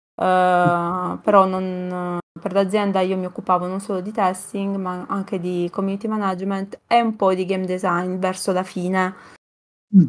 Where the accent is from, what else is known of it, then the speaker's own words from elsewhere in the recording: Vieste, Apulia, Italy; io sono di Vieste, quindi eh, comunque una città eh, sul mare